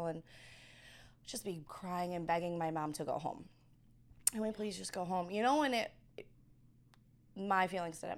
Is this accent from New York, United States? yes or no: yes; New York, United States; accent: East Coast; moved away; Got a little bit of New York. Because I'm, you know, I'm from New York